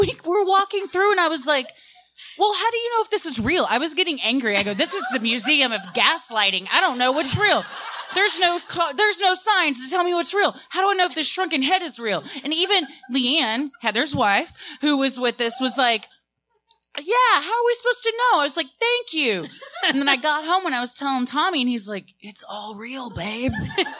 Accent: Fort Worth, Texas, United States; I had never been there either because I grew up in Fort Worth. So our field trips, we didn't cross the border into Dallas.

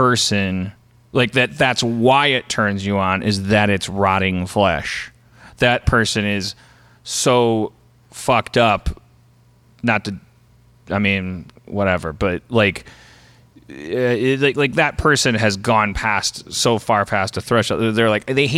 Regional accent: Milwaukee, Wisconsin, United States; we're from Milwaukee

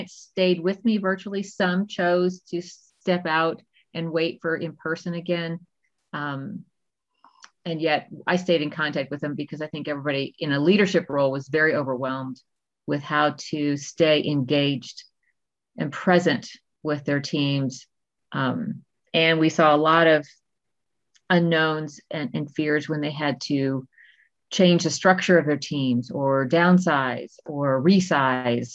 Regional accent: Texas, United States; now in Colorado, United States; I'm originally from Texas, but I'm currently in Colorado

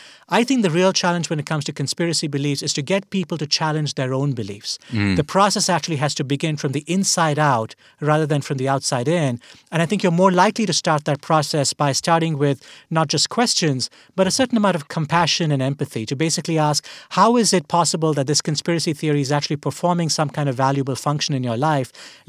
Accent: India; I grew up in India, and as we're having this conversation right now, you know, late April 2021, things look very bad in India

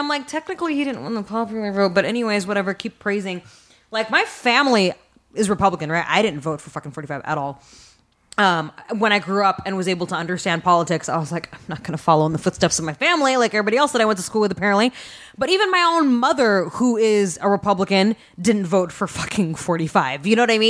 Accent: Stockton, California, United States; moved away; I'm from fucking Northern California. From this fucking shitty town called Stockton.

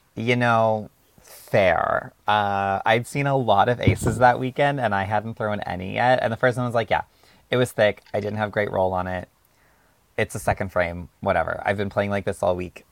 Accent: Alberta, Canada; I'm not from Central, but I am from Alberta.

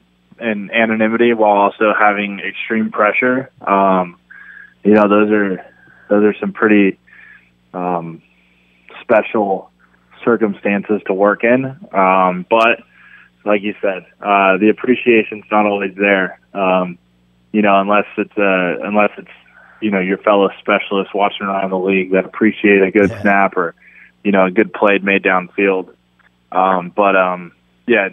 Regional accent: San Diego, California, United States; I grew up in San Diego

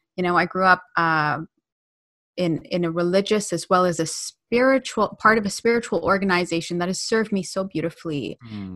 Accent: Ontario, Canada; also born or lived in United Kingdom; I was born in the UK. Uh, I moved here when I was uh, nine years old. Um, I've grown up in Canada

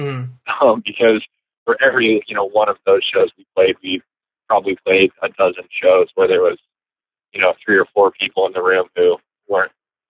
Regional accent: Marshalltown, Iowa, United States; I was born and raised in Marshalltown. So I was there from the time, you know, I was born there, and then I was there until I graduated high school.

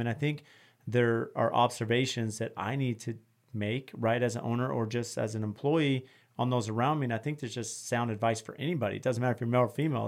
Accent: California, United States; I grew up working in California

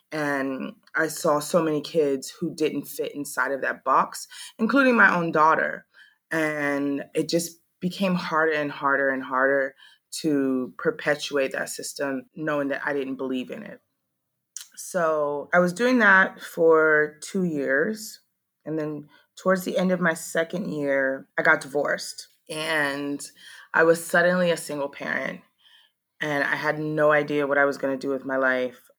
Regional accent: Maui, Hawaii, United States; moved away as an adult; also born or lived in Georgia; now in Ho Chi Minh City, Vietnam; I am 36 years old and I live in Saigon, Vietnam. I say that my hometown is Maui, Hawaii. It's where I spent most of my life before I came abroad. And I left Hawaii in August

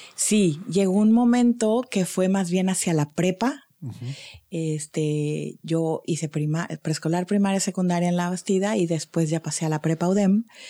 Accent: Monterrey, Nuevo León, Mexico; moved away as an adult; also born or lived in Cancún; yo nací aquí en Monterrey en el año 1970 y eh, pues crecí aquí toda mi infancia, adolescencia

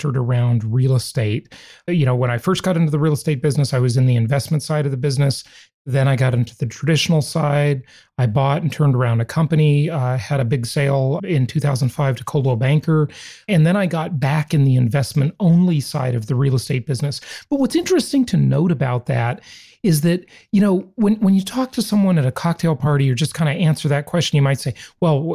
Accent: Los Angeles, California, United States; also born or lived in Orange County, California; I grew up in Los Angeles, California

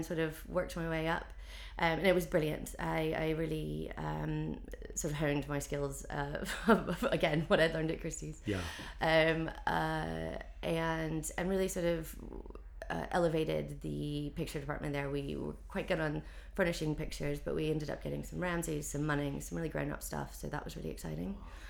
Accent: North Carolina, United States; moved away as an adult; now in London, United Kingdom; I moved over to London from North Carolina in 2003.

